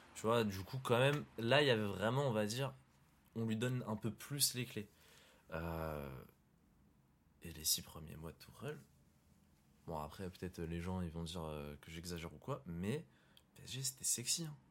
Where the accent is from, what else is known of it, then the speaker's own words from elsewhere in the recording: Morocco; Je suis marocain